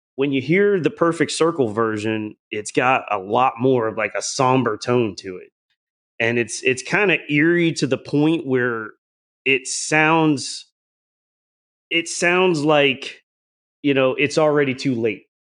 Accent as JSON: {"language": "English", "region": "the South", "country": "United States", "tie": "born or raised there", "said": "I grew up in the South"}